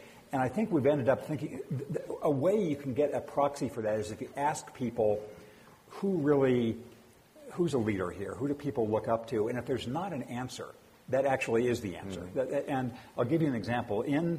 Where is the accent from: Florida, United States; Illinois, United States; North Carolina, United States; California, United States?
California, United States; Redlands; moved away; in my hometown of Redlands, California, which is was then a small town when I grew up and still small-ish, wasn't actually born there, but I grew up there from first consciousness.